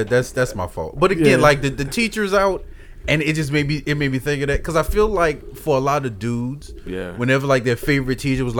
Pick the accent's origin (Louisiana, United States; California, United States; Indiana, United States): Louisiana, United States; New Orleans; I grew up in the Magnolia Projects.